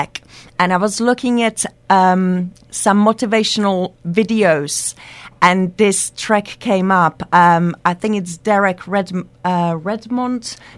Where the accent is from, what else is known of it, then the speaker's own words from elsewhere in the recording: Liberec, Liberec Region, Czechia; English is a second language; now in United Kingdom; Liberec, which is my hometown